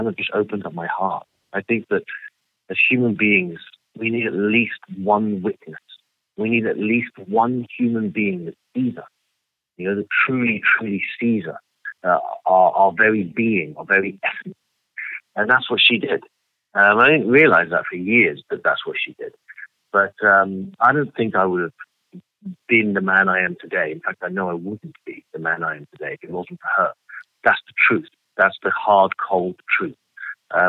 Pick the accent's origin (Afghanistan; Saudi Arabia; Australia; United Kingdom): United Kingdom; London; moved away as an adult; now in Los Angeles, United States; so I grew up in London. For most of my life, I was living in London